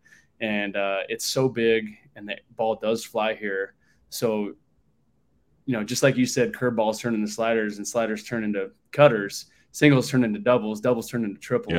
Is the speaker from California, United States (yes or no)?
yes; Long Beach, California, United States; I grew up in Southern California, born and raised in Long Beach, California